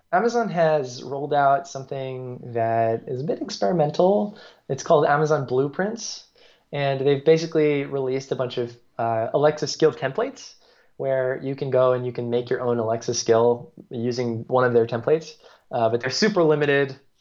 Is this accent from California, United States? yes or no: no; New York, United States; accent: American; moved away as an adult; also born or lived in Singapore; now in Paris, France; I'm from New York originally